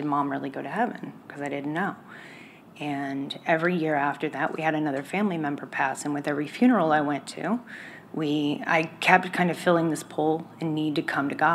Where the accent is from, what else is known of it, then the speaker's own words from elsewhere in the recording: Dallas, Texas, United States; moved away; I'm from Dallas originally